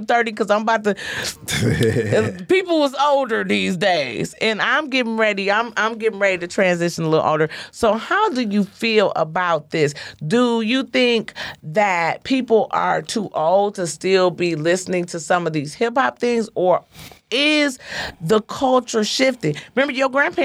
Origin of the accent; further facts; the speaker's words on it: Detroit, Michigan, United States; I'm from Joy Road. Joy Road